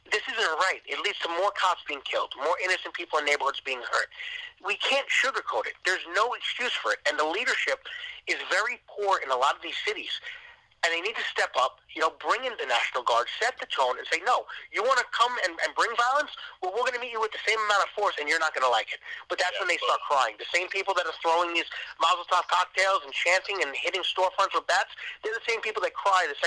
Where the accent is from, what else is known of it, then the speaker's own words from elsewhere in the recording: New York City, New York, United States; the Staten Island Advance, you know, my hometown